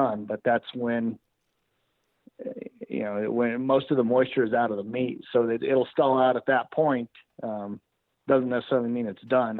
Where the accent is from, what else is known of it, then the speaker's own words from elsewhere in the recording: Alamosa, Colorado, United States; I was born and raised here in Alamosa, Colorado. My family is, I'm sixth generation in this valley.